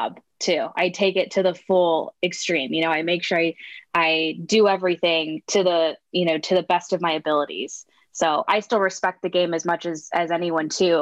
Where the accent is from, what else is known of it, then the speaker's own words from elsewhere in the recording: Southern California, United States; born and raised in Southern California